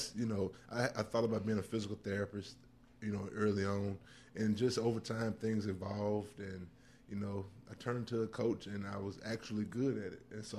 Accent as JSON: {"language": "English", "town": "Jackson", "region": "Mississippi", "country": "United States", "tie": "born or raised there", "said": "I'm a Jackson native, born and raised in Jackson. Love the city of Jackson with all my heart."}